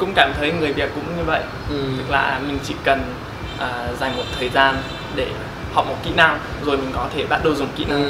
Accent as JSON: {"language": "Vietnamese", "country": "United States", "also_born_or_lived": "China", "second_language": "Vietnamese", "moved": "as an adult", "lives_now": "Vietnam", "said": "em đến từ Mỹ và em đã sang Việt Nam khoảng một năm rồi"}